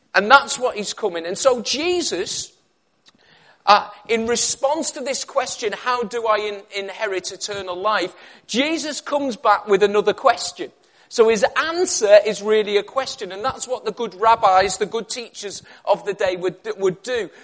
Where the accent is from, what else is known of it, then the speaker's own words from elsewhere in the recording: Liverpool, North West England, United Kingdom; moved away as an adult; also born or lived in Cumbria; now in Birmingham, United Kingdom; I was originally from Liverpool